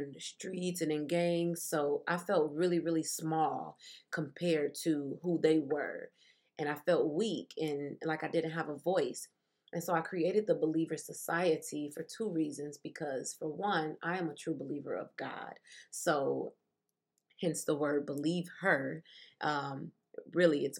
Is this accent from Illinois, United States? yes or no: yes; Chicago, Illinois, United States; I was born and raised in Chicago, Illinois